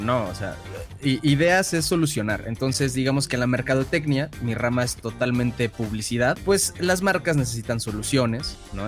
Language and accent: Spanish; Mexico City, Mexico; yo soy de la Ciudad de México y nací en la Ciudad de México y pues de acá soy